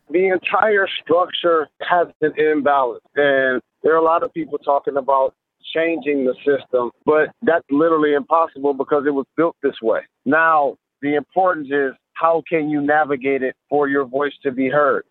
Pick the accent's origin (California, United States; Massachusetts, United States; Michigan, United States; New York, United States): Michigan, United States; Detroit; It's specific to Detroit. That's my hometown